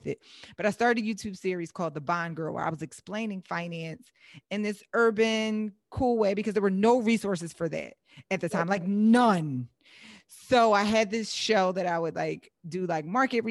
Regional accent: Philadelphia, Pennsylvania, United States; moved away as an adult; now in Southern California, United States; I live in Southern California, but I invest in Philadelphia. I'm originally from Philadelphia

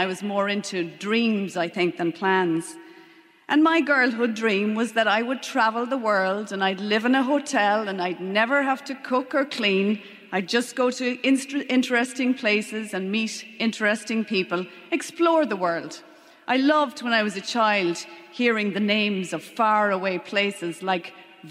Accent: Leitrim, Connacht, Ireland; also born or lived in London / Longford; I was born in London, grew up in Leitrim, and went to boarding school in Newtown Forbes in Longford

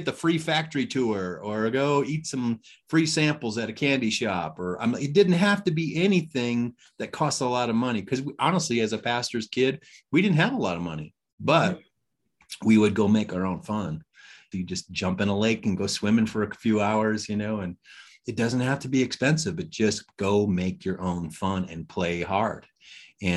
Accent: Detroit, Michigan, United States; moved away; I'm from Detroit, Michigan, originally

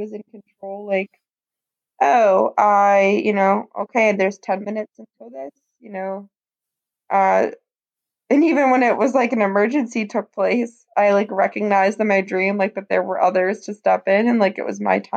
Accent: Greensburg, United States; moved away as an adult; downtown Greensburg, which, guys, is about 10 hours north of me. That's my hometown where I no longer live.

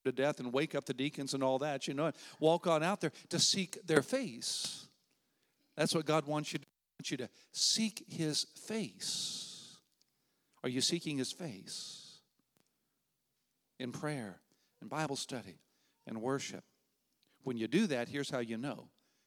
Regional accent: United States; being an American until I lived overseas when I was in college

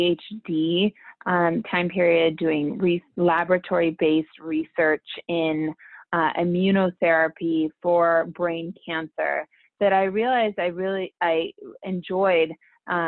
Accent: California, United States; also born or lived in El Salvador (mother) / India (father); I decided to leave my home state of California to pursue my undergraduate work

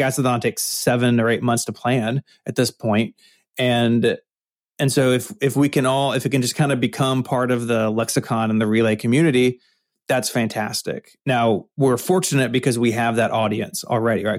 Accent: Memphis, Tennessee, United States; I'm from Memphis, Tennessee. It's my hometown. I've, I've always lived here.

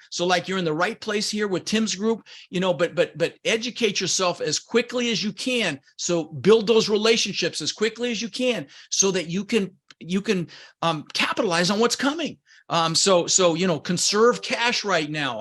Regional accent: Denver, Colorado, United States; English is a second language; also born or lived in Netherlands; I was born in the Netherlands, Holland, wooden shoes, windmills. um, immigrated when I was six years old with my brother Albert, my mother's Vancha, um, ended up in Denver, Colorado, where I lived for thirty years

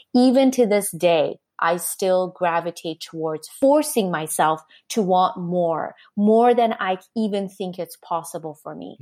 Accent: Canada; also born or lived in Japan; I'm Canadian

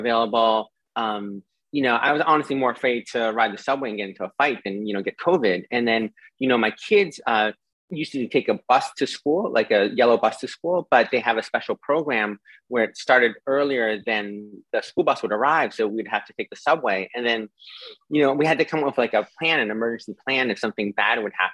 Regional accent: Boston, Massachusetts, United States; moved away as an adult; now in New York, United States; I grew up in Boston, and I moved to New York in, you know, early 2000s

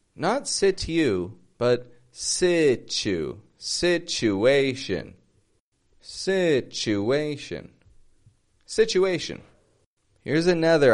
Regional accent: Toronto, Ontario, Canada; now in Mexico; I'm from Toronto, I live in Mexico

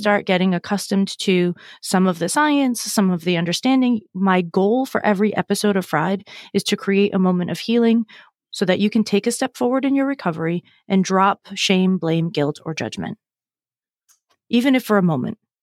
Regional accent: Massachusetts, United States; I'm from Massachusetts.

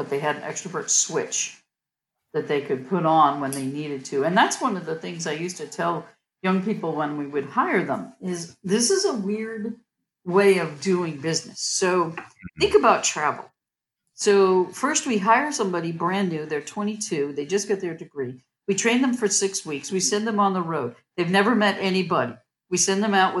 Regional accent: Massachusetts, United States; I grew up in Massachusetts

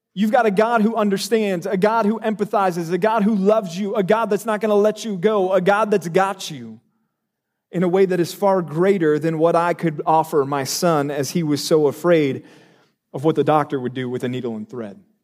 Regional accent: Texas, United States; moved away; I'm from Texas

